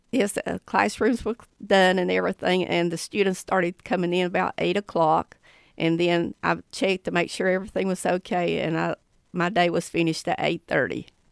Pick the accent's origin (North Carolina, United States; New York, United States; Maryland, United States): North Carolina, United States; Haywood County; I'm from Haywood County. I went to Tuscola High School